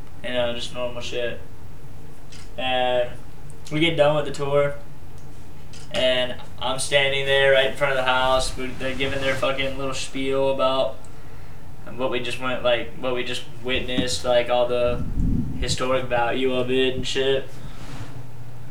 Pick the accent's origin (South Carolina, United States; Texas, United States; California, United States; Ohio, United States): South Carolina, United States; Charleston; I'm from Charleston, South Carolina. Really old fucking city.